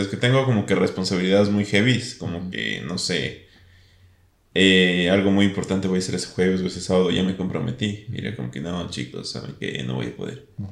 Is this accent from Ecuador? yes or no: yes; Ecuador; como buen ecuatoriano